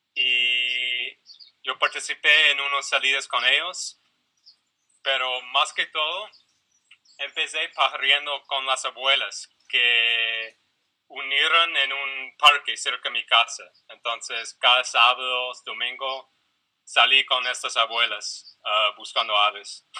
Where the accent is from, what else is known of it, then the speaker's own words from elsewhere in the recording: Philadelphia, Pennsylvania, United States; Spanish is a second language; moved away; yo soy de los Estados Unidos, de la ciudad de Filadelfia, que queda en eh, la, costa este de los Estados Unidos, entre Nueva York y la capital Washington, D.C. Entonces, bueno, ya, nací ahí, crecí ahí